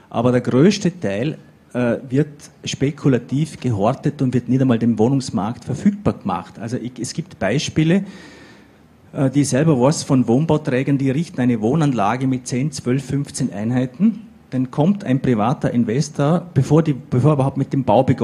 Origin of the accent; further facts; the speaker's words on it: Vorarlberg, Austria; wir haben eine Situation bei uns in Vorarlberg, dass manche 50 Prozent und mehr ihres Einkommens für Miete ausgeben müssen.